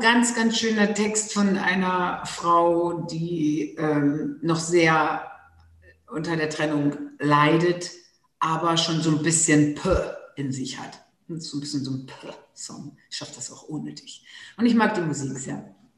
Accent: Low German-speaking northern Germany, Germany; accent: Plattdeutsch; first language Low German; German is a second language; ich selber so plattdeutsch aufgewachsen bin

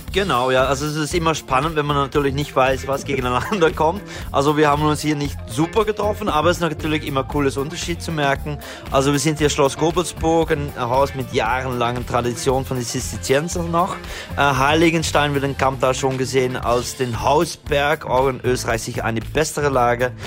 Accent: Belgium; German is a second language; ich bin Belgier

